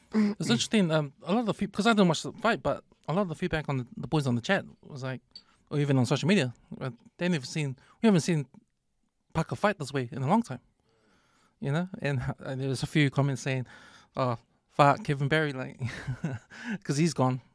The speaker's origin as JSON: {"language": "English", "region": "Auckland", "country": "New Zealand", "said": "I'm from West Auckland. Auckland's my city."}